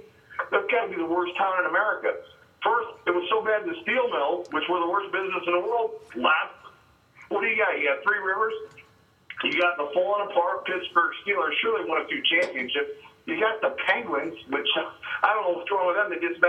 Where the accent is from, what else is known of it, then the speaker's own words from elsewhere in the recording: Canada; I'm from the greatest country in the world. I'm from Canada.